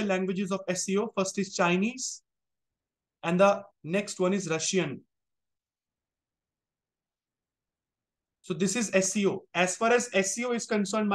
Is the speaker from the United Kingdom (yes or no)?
no; India